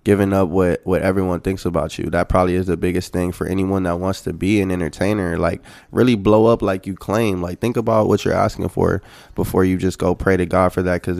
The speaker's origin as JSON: {"language": "English", "town": "San Antonio", "region": "Texas", "country": "United States", "tie": "born or raised there", "also_born_or_lived": "South Central Los Angeles, California", "moved": "yes", "said": "It's the part of San Antonio that I'm from where most can't even go and hang out"}